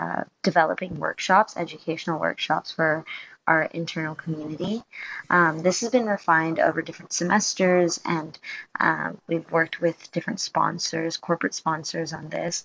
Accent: Hong Kong; moved away as an adult; now in Sydney, Australia; I'm originally from Hong Kong, but I moved to Sydney about 3 years ago to pursue my degree

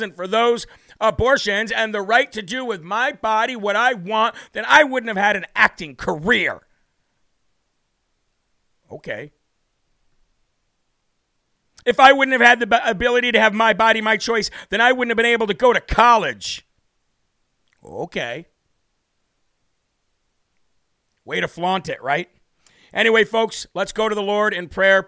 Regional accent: Illinois, United States; moved away; my home state of Illinois. Very glad that I moved away from there

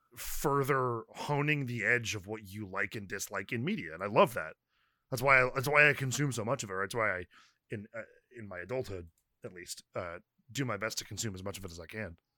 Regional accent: California, United States; I am Californian

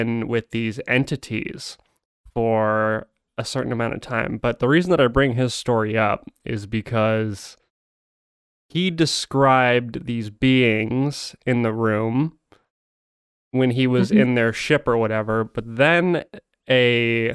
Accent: Arizona, United States; my home state, which is where I am right now

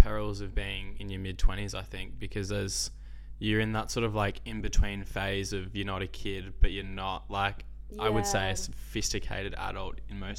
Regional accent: Melbourne, Victoria, Australia; Grew up in Melbourne, yeah. I've always been in Melbourne.

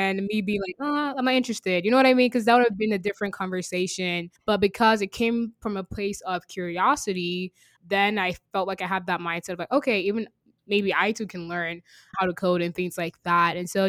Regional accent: Virginia, United States; also born or lived in Nigeria / Texas; now in Seattle, United States; I was born in Nigeria, raised in Virginia, educated in Texas, and now in Seattle.

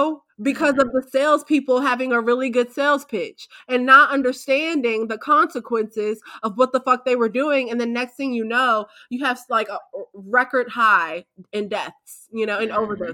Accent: Wheeler Road, Maryland side, United States; I grew up on Wheeler Road, but it was on the Maryland side.

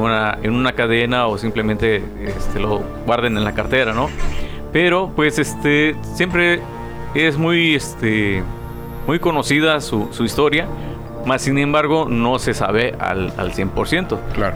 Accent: Guerrero, Mexico; now in Tijuana, Mexico; Yo siendo guerrerense

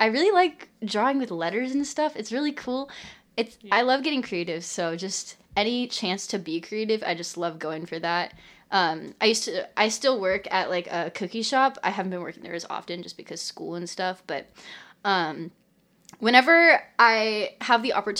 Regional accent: Linwood, United States; we're here in my hometown in Linwood, and we're in my dad's studio just recording a podcast.

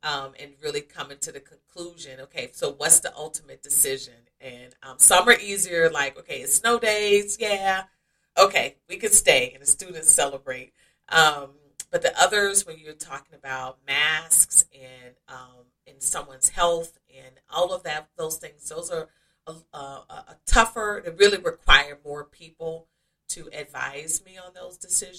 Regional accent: Oxford, Mississippi, United States; also born or lived in Akron / Columbus / Saginaw / Cleveland Heights; Yes, I moved from Akron, Ohio to Columbus to Saginaw, Michigan to Cleveland Heights, Ohio, and then back to Columbus. And I'm from Mississippi, from Oxford, Mississippi.

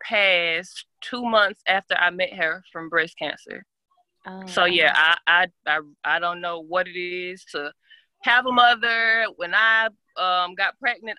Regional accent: Atlanta, Georgia, United States; now in Morrow, United States; I am from Atlanta, the real Atlanta, but I live outside of Atlanta now in Morrow.

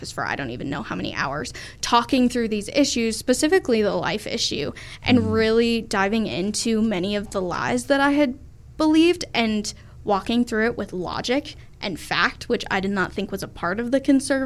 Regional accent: Colorado, United States; I grew up around here. I'm from Colorado.

